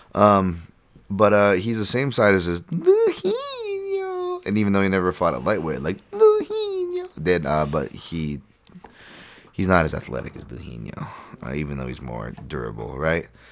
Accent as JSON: {"language": "English", "region": "Hawaii", "country": "United States", "tie": "born or raised there", "said": "we grew up in Hawaii"}